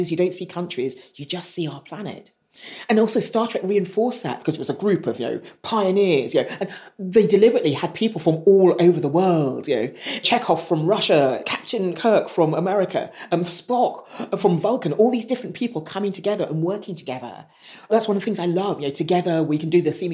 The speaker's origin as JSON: {"language": "English", "country": "United Kingdom", "tie": "born or raised there", "said": "growing up, I didn't feel I belonged anywhere. I think I'm quite British in the way I've been brought up"}